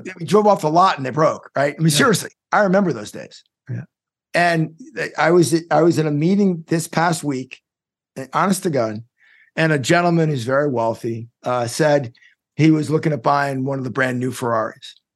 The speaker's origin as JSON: {"language": "English", "country": "United States", "said": "as an American"}